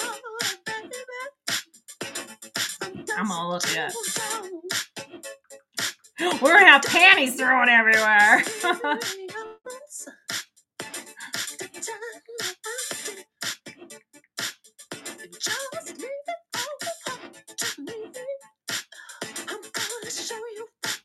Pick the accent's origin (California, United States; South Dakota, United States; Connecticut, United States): California, United States; growing up in California